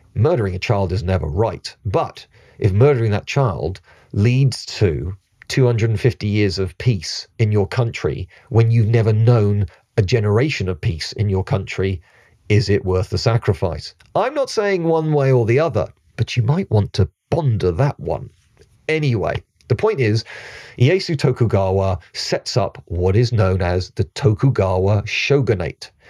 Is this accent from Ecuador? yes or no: no; United Kingdom